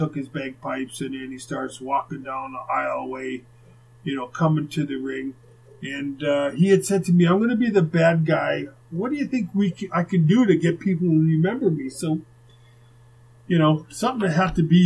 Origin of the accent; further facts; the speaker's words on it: Winnipeg, Manitoba, Canada; while we're growing up in Winnipeg